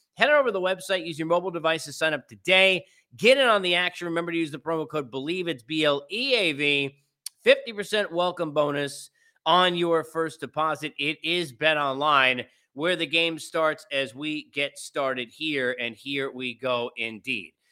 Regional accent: New York City, New York, United States; moved away; in the Big Apple, my hometown

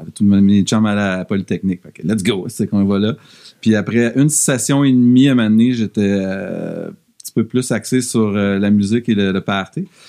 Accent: Drummondville, Quebec, Canada; also born or lived in Sherbrooke; now in Montreal, Canada; étant donné qu'on vient de Drummondville

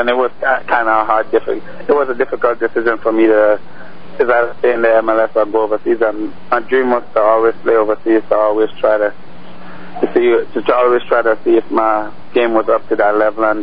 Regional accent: Grenada; Uh, it was big. It, eh, soccer is very big in the Caribbean island.

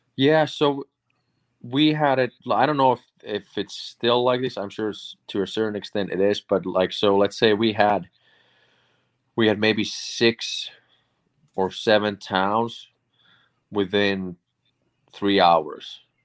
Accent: Finland; born or raised there; moved away; also born or lived in Boston

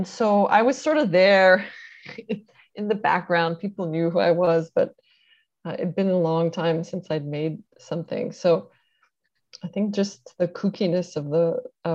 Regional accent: Canada; we're Canadian

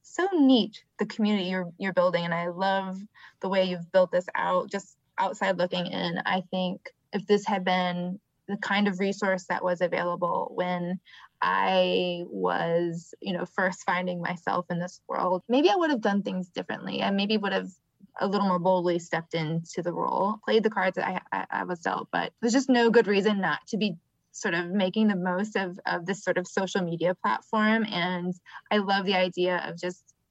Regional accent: Michigan, United States; now in Atlanta, United States; I'm from Michigan

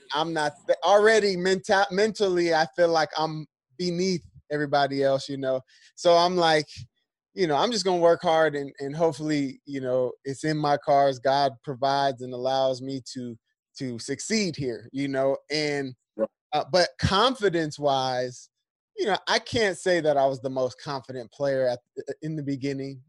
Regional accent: San Diego, California, United States; this is where I'm from. I'm from San Diego.

